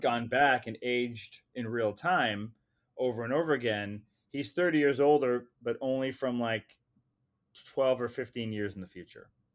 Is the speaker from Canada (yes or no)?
yes; Canada; I'm a Canadian filmmaker